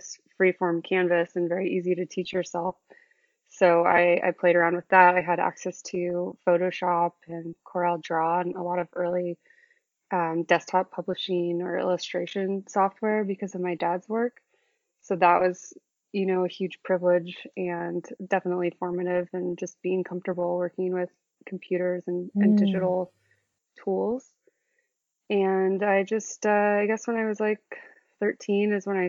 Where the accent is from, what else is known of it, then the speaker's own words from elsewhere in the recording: Sonoma County, outside San Francisco, California, United States; moved away as an adult; now in New York, United States; I grew up about 45 minutes outside of San Francisco in Sonoma County